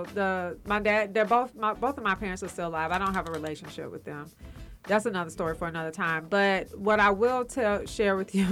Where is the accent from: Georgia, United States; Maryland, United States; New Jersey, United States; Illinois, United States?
Georgia, United States; College Park; also born or lived in Palmetto, Georgia; I'm from College Park Projects, the new apartments they used to call it.